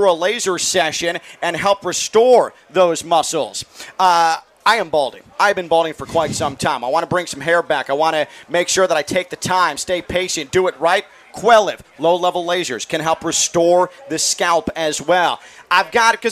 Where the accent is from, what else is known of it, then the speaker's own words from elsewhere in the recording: Chicago, Illinois, United States; moved away; I was in Chicago late last week and over the weekend visiting my parents. It's my hometown